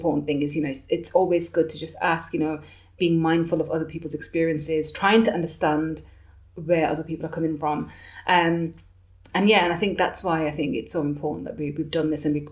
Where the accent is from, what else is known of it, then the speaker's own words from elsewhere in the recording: Birmingham, West Midlands, United Kingdom; moved away as an adult; now in Bath, United Kingdom; I'm from Birmingham and I'm moving to Bath